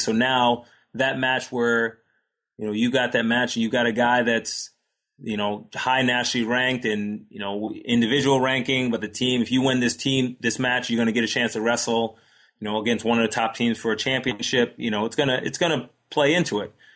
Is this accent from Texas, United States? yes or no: no; Long Island, New York, United States; I grew up on Long Island